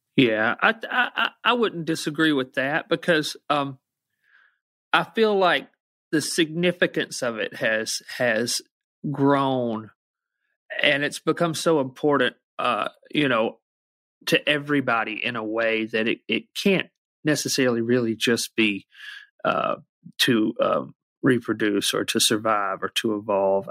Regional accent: Muscle Shoals, Alabama, United States; growing up in Alabama the way I did

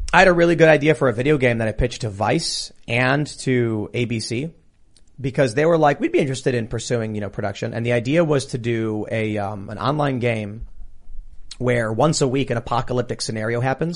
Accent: United States; as an American

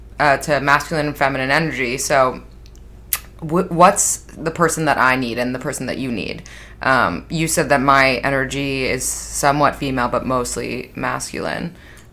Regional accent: New York, United States; I'm from Manhattan

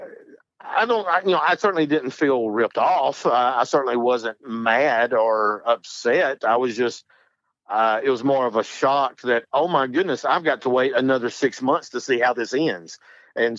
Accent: North Alabama, United States; I am from North Alabama

